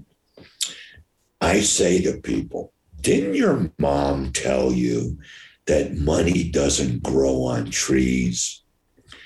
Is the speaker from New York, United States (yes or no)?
yes; New York, United States; I'm from New York, I opened every place in America until New York City